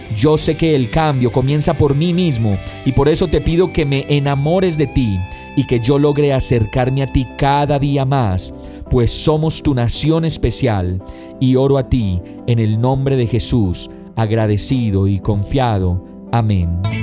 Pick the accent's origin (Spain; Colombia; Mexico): Colombia; Nuestro país es ese lugar que a pesar de la guerra, del conflicto y de la corrupción, sigue siendo aguerrido